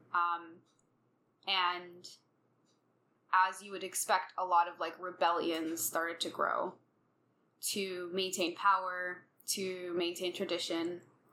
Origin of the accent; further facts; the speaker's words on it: United States; being American Muslim